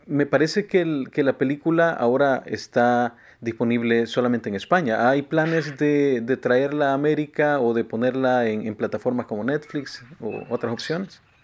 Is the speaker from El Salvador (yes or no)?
yes; El Salvador; Yo soy de eh, del Salvador